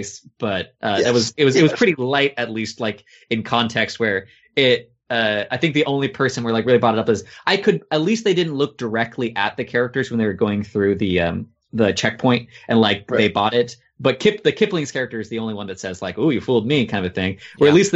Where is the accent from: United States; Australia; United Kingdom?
United States; as an American